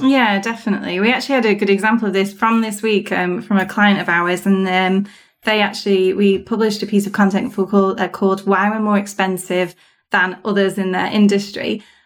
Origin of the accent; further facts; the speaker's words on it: United Kingdom; being British